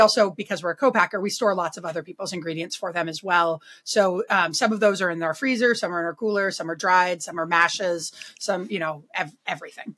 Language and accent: English; Berkeley, California, United States; now in Vermont, United States; I'm from Berkeley.